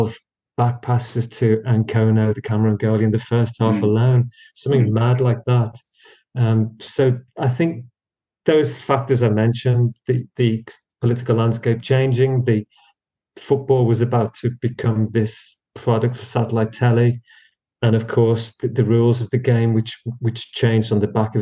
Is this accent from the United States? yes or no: no; United Kingdom; for people of our age, growing up in Britain